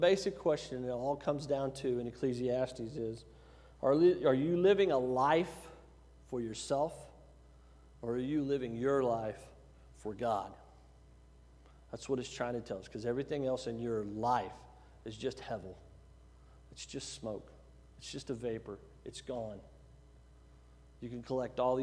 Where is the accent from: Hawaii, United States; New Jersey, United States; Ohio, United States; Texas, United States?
Texas, United States; Giddings; moved away; I was from Giddings